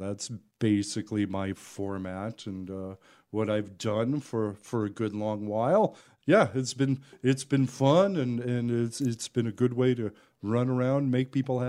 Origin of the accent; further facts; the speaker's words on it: San Francisco Bay Area, California, United States; Originally, I grew up in the Bay Area, the San Francisco Bay Area.